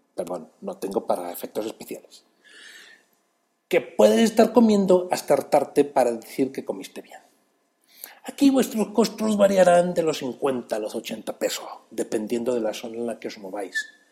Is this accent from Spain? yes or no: no; Mexico City, Mexico; yo soy ese chilango